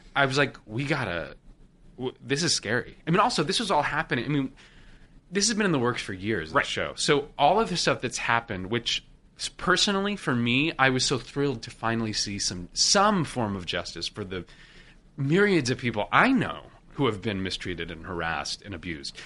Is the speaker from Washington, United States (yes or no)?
yes; Washington, United States; moved away as an adult; I'm from Washington State